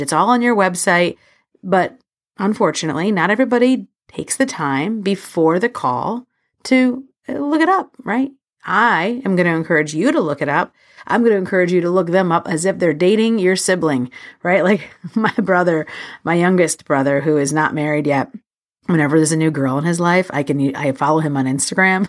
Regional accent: New York City, New York, United States; I'm a New Yorker

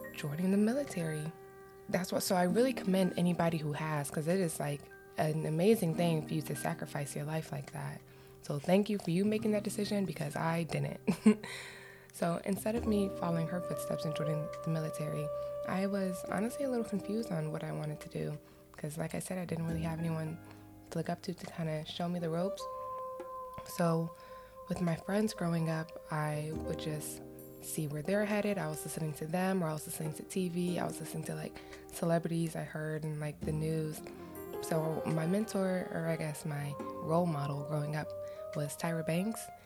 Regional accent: Florida, United States; moved away; also born or lived in Cleveland, Ohio; growing up in Florida, where I was living wasn't that populated with black women

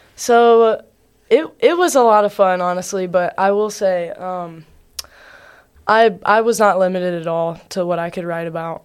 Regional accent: Covington, Georgia, United States; I'm from a small town in South Georgia. It's called Covington, Georgia.

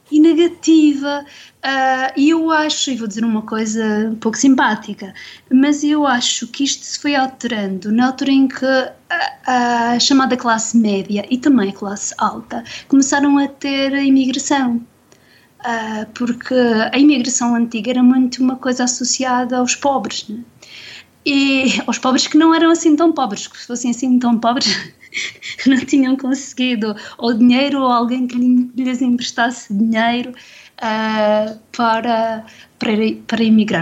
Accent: Madeira, Portugal; cresci na Madeira

